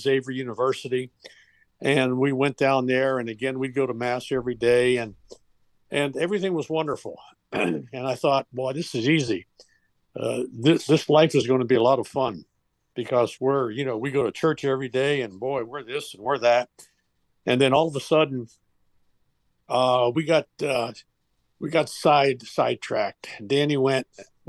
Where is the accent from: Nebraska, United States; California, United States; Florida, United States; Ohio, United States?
Ohio, United States; Steubenville; I was born here in Steubenville 77 years ago